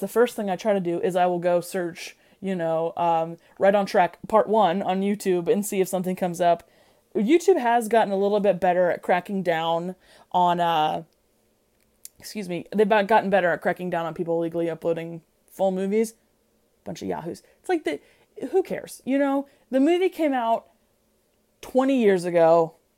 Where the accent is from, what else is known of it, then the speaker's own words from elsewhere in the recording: Midwest, United States; I'm from the Midwest.